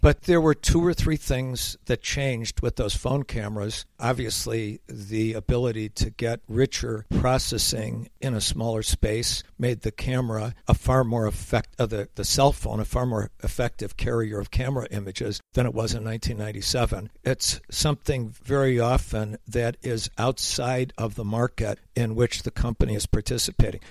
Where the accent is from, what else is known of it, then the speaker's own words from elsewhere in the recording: Rochester, New York, United States; moved away; I was recently up in my hometown of Rochester, New York